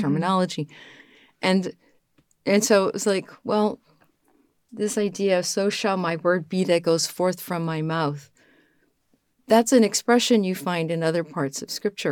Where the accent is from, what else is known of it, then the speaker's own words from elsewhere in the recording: New Orleans, Louisiana, United States; moved away; also born or lived in Rome; I'm from New Orleans